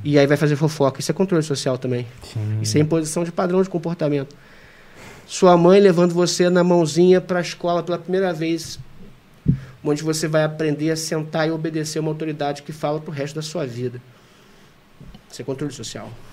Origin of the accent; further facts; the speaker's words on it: Brazil; sou brasileiro